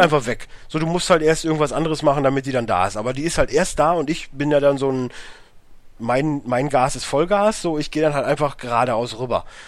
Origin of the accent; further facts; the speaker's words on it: Münsterland, North Rhine-Westphalia, Germany; now in Ruhr area, Germany; ich komme ja nun mal jetzt nicht aus dem Ruhrgebiet, ich wohne ja jetzt halt hier. So, ich komme ja aus dem Münsterland